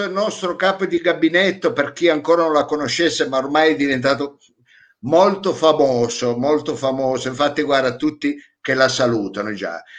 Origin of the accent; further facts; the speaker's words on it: Piedmont, Italy; accent: Vercelli; ecco, che ho l'accento vercellese, ecco, anche, mi sta cambiando l'accento forse di mangiarriso